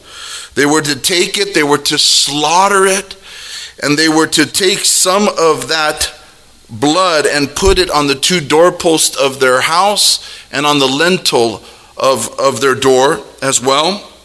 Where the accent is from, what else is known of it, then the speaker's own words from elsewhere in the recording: Hawaii, United States; And I'm Hawaiian, so I get to wear sandals.